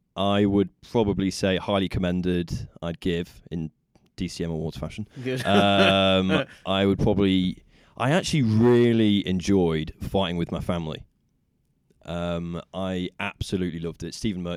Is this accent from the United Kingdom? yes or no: yes; Nottingham, East Midlands, United Kingdom; born or raised there